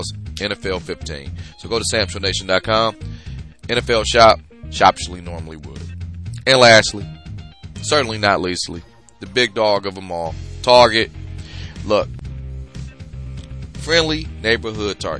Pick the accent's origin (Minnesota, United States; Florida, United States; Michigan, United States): Michigan, United States; Detroit; I am from Detroit